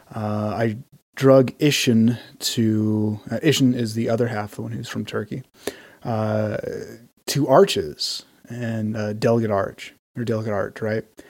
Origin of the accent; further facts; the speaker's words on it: Utah, United States; also born or lived in Texas; We're both from Utah